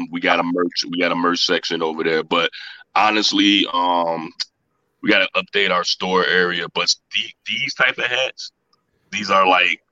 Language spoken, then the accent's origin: English; Chicago, Illinois, United States; I'm from Chicago